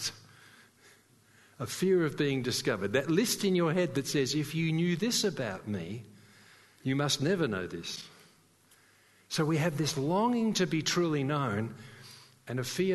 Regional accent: Sydney, New South Wales, Australia; moved away; I came from Sydney

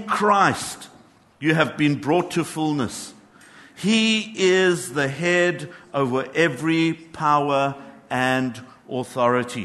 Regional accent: Johannesburg, Gauteng, South Africa; I grew up in Johannesburg

